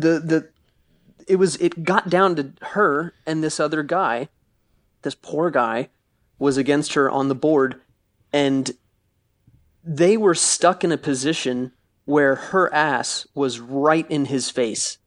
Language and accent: English; Florida, United States; I'm from Florida